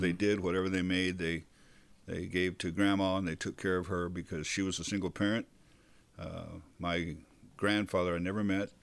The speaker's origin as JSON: {"language": "English", "town": "Bakersfield", "region": "California", "country": "United States", "tie": "born or raised there", "also_born_or_lived": "Ventura", "said": "growing up in Bakersfield"}